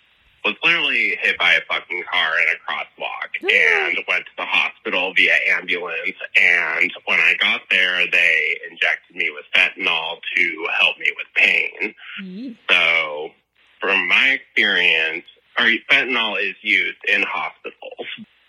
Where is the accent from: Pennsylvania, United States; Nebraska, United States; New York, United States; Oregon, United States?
Nebraska, United States; I'm from Nebraska.